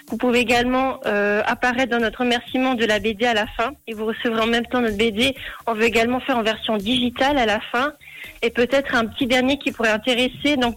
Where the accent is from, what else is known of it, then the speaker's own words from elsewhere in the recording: Valais, Switzerland; donc je viens du canton du Valais.